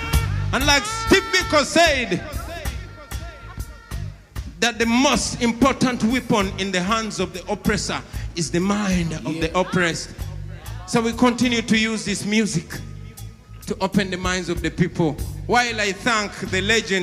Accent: Uganda; I come from Uganda, the most beautiful part of Africa.

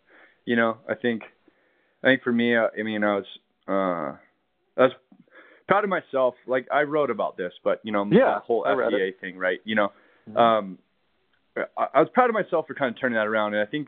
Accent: California, United States; now in Colorado, United States; in moving here to Colorado is, you know, growing up in California

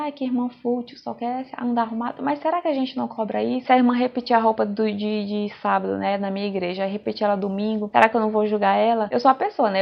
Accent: Brazil; Eu sou bem nativa, sou bem brasileira mesmo, eu só falo no modo aportuguesado.

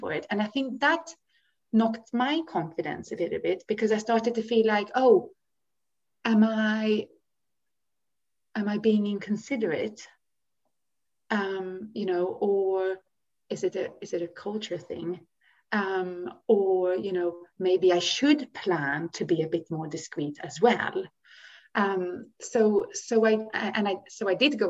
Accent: Sweden; now in United Kingdom; I grew up in Sweden

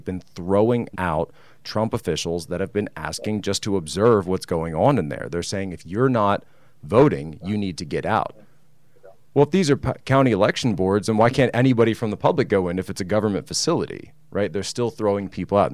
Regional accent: Philadelphia, Pennsylvania, United States; My hometown, Philadelphia. I grew up just outside the city

